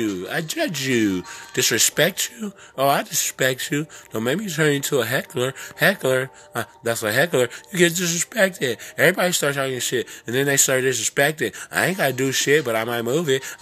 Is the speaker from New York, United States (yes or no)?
no; California, United States; also born or lived in Prince George's County, Maryland; now in Maryland, United States; I'm from California, but I'm local in Maryland, in the DMV